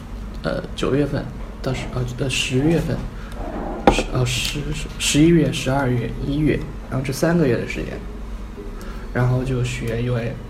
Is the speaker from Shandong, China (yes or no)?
no; Chengdu, Sichuan, China; 成都人。